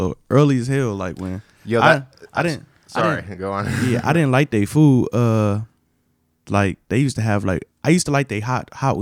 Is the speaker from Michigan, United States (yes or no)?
no; Los Angeles, California, United States; I'm from Los Angeles, California, South Central to be exact.